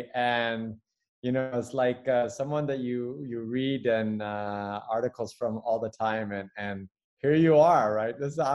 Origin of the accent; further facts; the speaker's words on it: Taipei, Taiwan; when I say, you know, Taipei, and people, no, where are you really from? It's like, well, I'm third generation Chinese born, because my father was born in China, in Tianjin